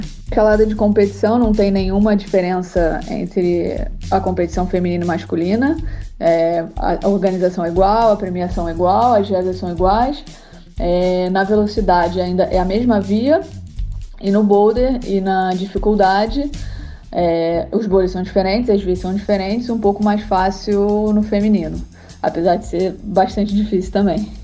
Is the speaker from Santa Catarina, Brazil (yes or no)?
no; Rio de Janeiro, Brazil; moved away as an adult; now in Arco, Italy; sou do Rio de Janeiro, mas atualmente moro na Itália, em Arco